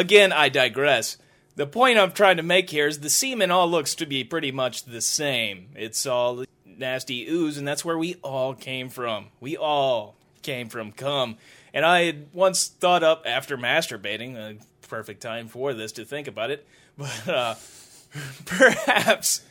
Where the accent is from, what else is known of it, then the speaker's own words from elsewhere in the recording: Washington, Missouri, United States; growing up in Washington, Missouri